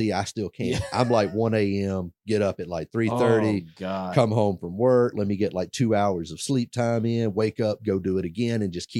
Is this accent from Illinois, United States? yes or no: no; Pensacola, Florida, United States; moved away as an adult; for me, I grew up in Pensacola, Florida. You know, it's not necessarily the most eclectic, wild, crazy town. At least it wasn't when I grew up there.